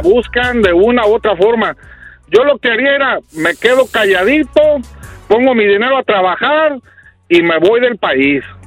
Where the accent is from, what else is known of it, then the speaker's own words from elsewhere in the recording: Jalisco, Mexico; Yo soy de México